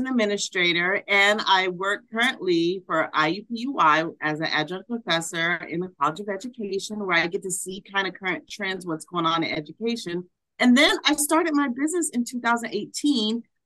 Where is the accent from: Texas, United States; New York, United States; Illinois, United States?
Illinois, United States; Harvey; moved away as an adult; also born or lived in Los Angeles, California / Kentucky; now in Indiana, United States; born and raised in Chicago, moved to LA, started teaching elementary school